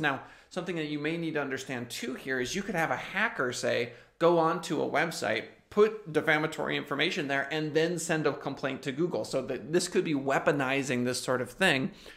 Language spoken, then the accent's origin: English; United States; I'm an American